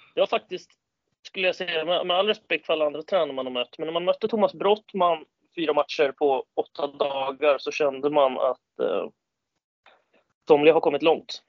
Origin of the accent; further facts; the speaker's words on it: Storvreta, Uppsala County, Sweden; also born or lived in Kalmar; now in Täby, Sweden; jag är från Storvreta utanför Uppsala